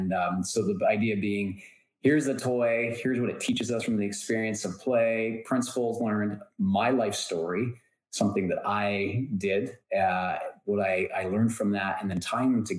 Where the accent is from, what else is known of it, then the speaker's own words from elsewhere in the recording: Canada; I am Canadian and I live in Canada